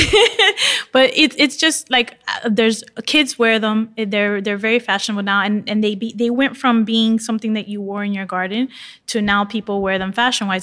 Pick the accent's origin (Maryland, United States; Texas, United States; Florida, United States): Florida, United States; Miami; I'm from Miami. I live in my bathing suit.